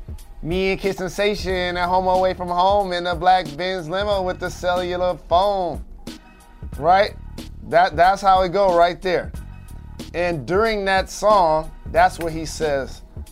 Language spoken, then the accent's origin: English; Midwest, United States; now in Georgia, United States; As the Midwesterner here, as I do this show right now in the South, in Georgia